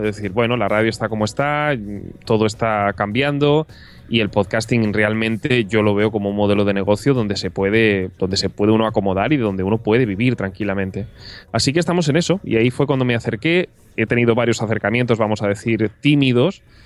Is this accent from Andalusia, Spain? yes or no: yes; Córdoba, Andalusia, Spain; also born or lived in Castellón; now in Barcelona, Spain; Nací en Castellón y pasé gran parte de la infancia en Córdoba